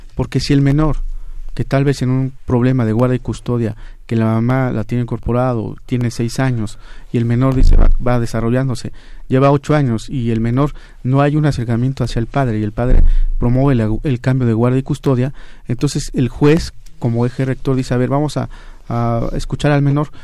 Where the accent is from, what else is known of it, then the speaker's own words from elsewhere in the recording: San Jerónimo, Oaxaca, Mexico; Yo soy del estado de Oaxaca, eh, en un poblado que se llama San Jerónimo, cerca del distrito de Silacayuapan